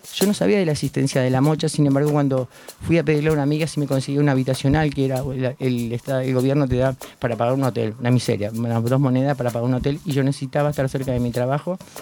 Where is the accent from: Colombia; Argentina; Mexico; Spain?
Argentina; Pilar, Buenos Aires Province; yo soy de Pilar, venía de Pilar